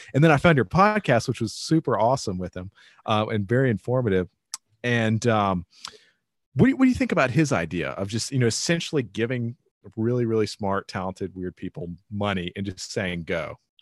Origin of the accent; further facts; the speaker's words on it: Rocky Mount, North Carolina, United States; my hometown, Rocky Mountain, in the middle of nowhere.